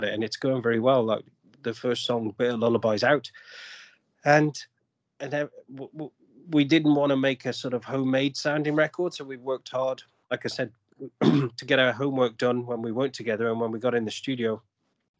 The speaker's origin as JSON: {"language": "English", "region": "England", "country": "United Kingdom", "also_born_or_lived": "Australia", "moved": "as an adult", "lives_now": "Canada", "said": "I'm originally from England"}